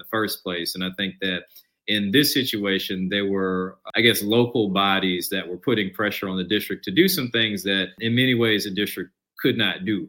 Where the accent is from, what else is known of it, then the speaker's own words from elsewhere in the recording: Charlotte, North Carolina, United States; also born or lived in Clarkston, Georgia; now in Durham, United States; Charlotte is where I spent middle school onward